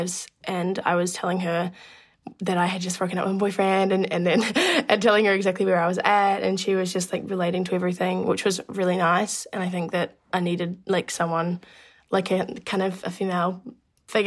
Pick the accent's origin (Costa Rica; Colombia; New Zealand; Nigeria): New Zealand; I am a musician from New Zealand